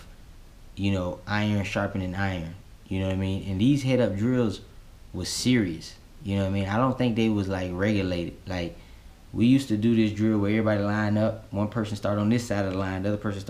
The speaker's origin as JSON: {"language": "English", "region": "Florida", "country": "United States", "tie": "born or raised there", "said": "growing up in Florida, you had to be tough."}